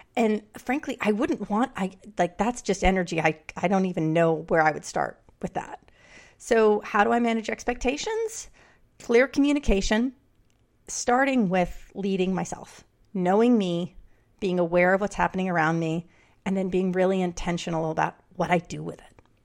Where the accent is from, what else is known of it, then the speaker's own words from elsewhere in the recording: New York City, New York, United States; I grew up in New York City